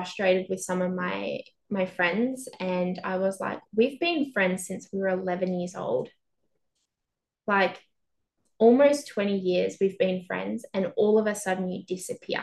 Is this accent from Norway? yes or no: no; Albury-Wodonga, Australia; moved away as an adult; now in Melbourne, Australia; My family all live in Albury Wodonga, which is a regional town on the border of New South Wales and Victoria.